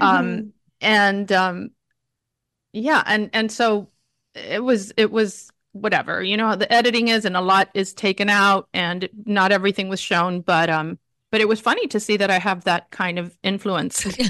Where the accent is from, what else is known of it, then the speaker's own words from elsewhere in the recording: Miami, Florida, United States; growing up in Miami in a Cuban family